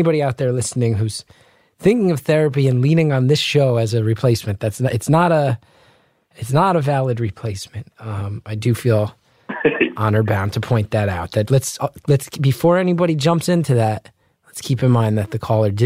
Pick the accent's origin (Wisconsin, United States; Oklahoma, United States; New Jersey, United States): New Jersey, United States; I'm from Jersey, very similar culture to Long Island